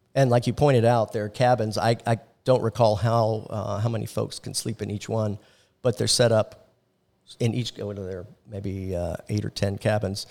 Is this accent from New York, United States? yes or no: no; Orlando, Florida, United States; growing up in Orlando, I was involved in the, um, hotel and tourism industry